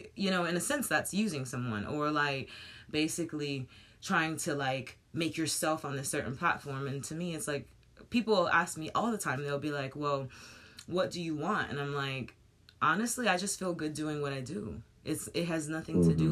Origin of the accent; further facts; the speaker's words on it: United States; moved away; I'm American